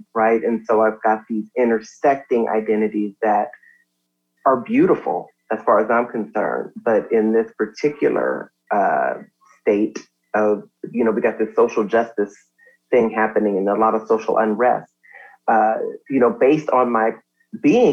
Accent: Compton, California, United States; I am from Compton

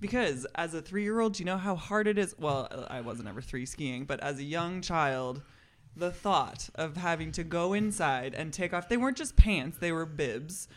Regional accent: Seattle, Washington, United States; moved away as an adult; also born or lived in Montana / Los Angeles; now in Missoula, United States; growing up in the Seattle area

